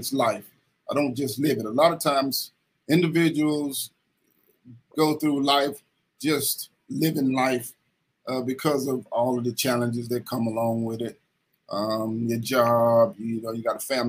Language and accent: English; Kinloch, Missouri, United States; also born or lived in Ferguson, Missouri; I'm from Kinloch, Missouri, but my mother, she moved out of Kinloch and she moved into Ferguson, Missouri